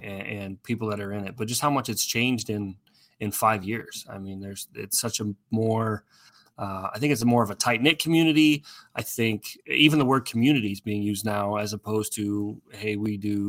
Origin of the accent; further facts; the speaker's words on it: Iowa, Nebraska, Midwest, United States; I grew up in Iowa, Nebraska